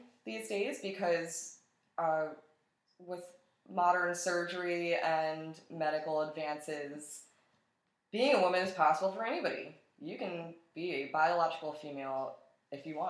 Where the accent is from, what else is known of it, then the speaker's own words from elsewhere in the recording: Atlantic City, New Jersey, United States; moved away as an adult; now in Buffalo, United States; I'm originally from Atlantic City, New Jersey, and I moved to Buffalo, New York 5 years ago